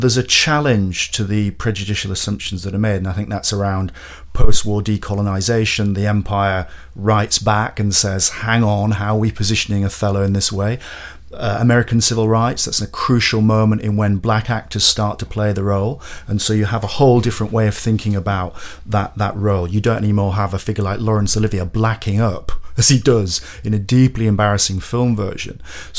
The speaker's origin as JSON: {"language": "English", "town": "Bradford", "region": "Yorkshire and the Humber", "country": "United Kingdom", "tie": "born or raised there", "said": "I had an interesting early childhood and adolescence where I was brought up in Bradford. Now, Bradford, of course, has a certain multicultural cachet within current English debates about your relationships with British Muslims."}